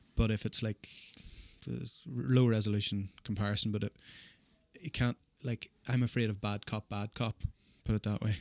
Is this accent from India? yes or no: no; Ireland; now in Australia; as an Irish person